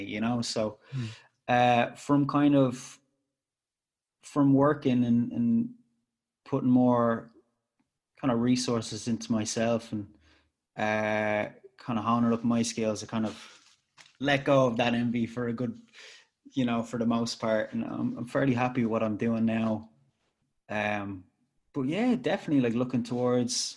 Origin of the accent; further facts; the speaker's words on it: Ireland; I'm Irish and I make tunes